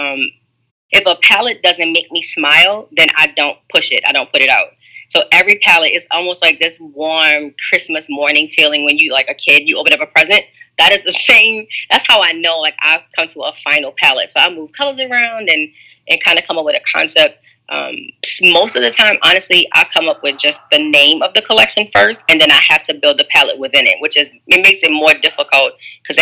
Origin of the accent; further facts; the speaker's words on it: New Orleans, Louisiana, United States; I'm from New Orleans